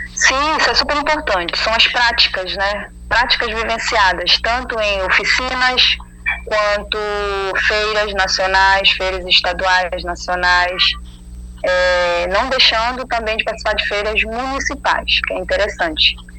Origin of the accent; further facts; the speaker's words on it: Quilombo in Tracuateua, northeast Pará, Brazil; moved away as an adult; now in Belém, Brazil; como eu sou do Quilombo